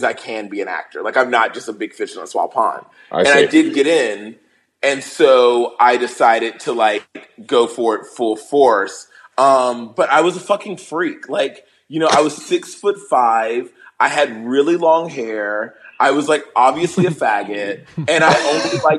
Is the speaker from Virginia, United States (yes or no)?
yes; Virginia, United States; moved away as an adult; also born or lived in Chicago / Los Angeles; In Virginia, in like a small town in Virginia